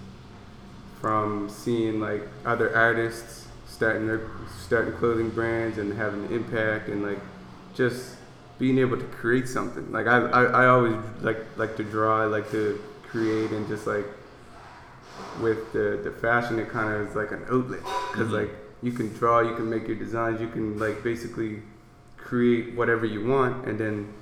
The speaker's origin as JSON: {"language": "English", "town": "North Preston", "region": "Nova Scotia", "country": "Canada", "said": "I'm black. I'm coming from North Preston"}